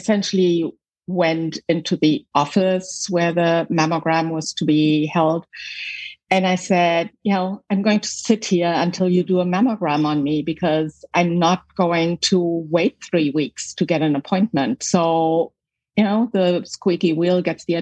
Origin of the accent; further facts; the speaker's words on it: Germany; moved away as an adult; also born or lived in Michigan, United States; now in United States; I was born in Germany, West Germany at the time, right behind the wall.